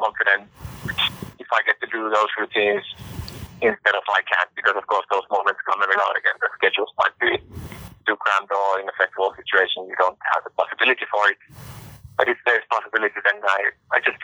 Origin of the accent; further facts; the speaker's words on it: Finland; We are from Finland